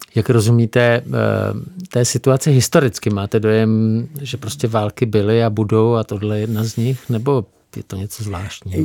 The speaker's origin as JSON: {"language": "Czech", "country": "Czechia", "said": "nám Čechům, kteří tady jsme"}